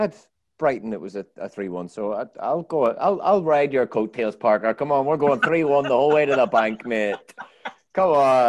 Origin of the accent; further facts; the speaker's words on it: Ireland; now in United States; I'm Irish, even.